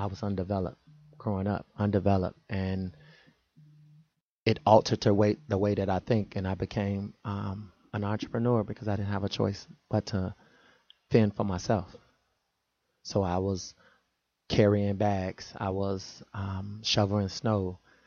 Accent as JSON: {"language": "English", "town": "Chicago", "region": "Illinois", "country": "United States", "tie": "born or raised there", "said": "the mentality that I was possessed with growing up in Chicago"}